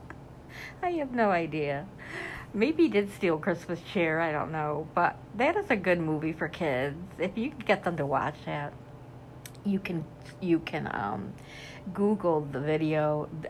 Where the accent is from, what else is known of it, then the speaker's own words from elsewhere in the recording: upstate New York, United States; I'm from New York, upstate New York, that is